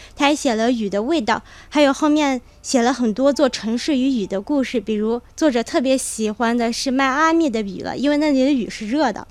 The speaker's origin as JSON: {"language": "Chinese", "town": "Kunming", "region": "Yunnan", "country": "China", "said": "我是云南昆明人"}